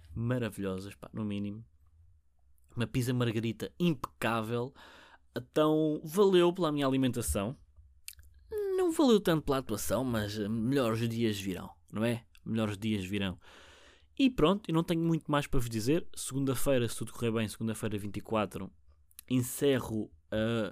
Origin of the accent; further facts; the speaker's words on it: Portugal; first language Portuguese; eu sou nativo português